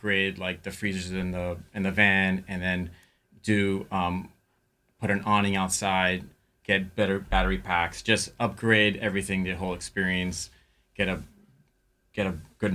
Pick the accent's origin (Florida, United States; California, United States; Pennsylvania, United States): Florida, United States; Miami; moved away as an adult; also born or lived in New York; I'm from Miami